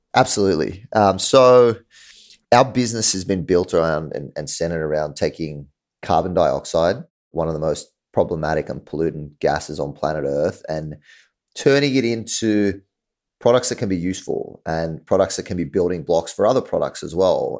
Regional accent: Australia; moved away as an adult; now in New York, United States; I'm from Australia, um, so definitely not New York.

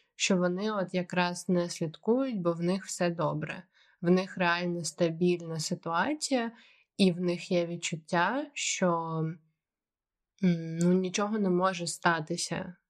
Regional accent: Ukraine; moved away as an adult; я з України

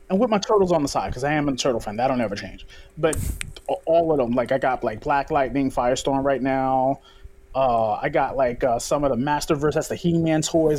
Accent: New York City, New York, United States; I'm a kid from Brooklyn

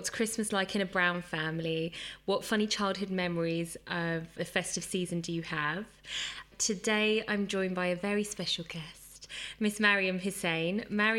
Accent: United Kingdom; I'm British Hindu Punjabi with East African roots.

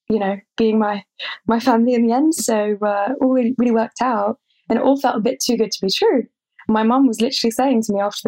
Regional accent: Buckinghamshire, South East England, United Kingdom; moved away as an adult; now in Paris, France; I'm from Buckinghamshire in England. So it's pretty close to London

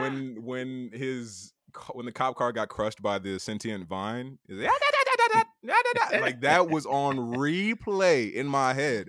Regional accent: Bridgeport, Connecticut, United States; moved away as an adult; now in New York, United States; Bridgeport, Connecticut

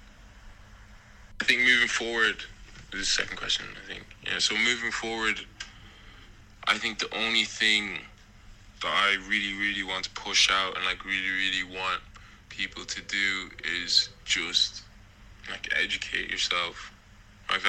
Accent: Ireland; growing up in Ireland

